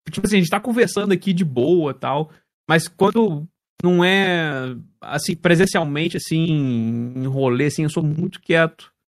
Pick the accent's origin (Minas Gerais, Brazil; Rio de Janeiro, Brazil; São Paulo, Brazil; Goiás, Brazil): Minas Gerais, Brazil; Juiz de Fora; Cara, eu sou de Juiz de Fora, é uma cidade aqui no interior de Minas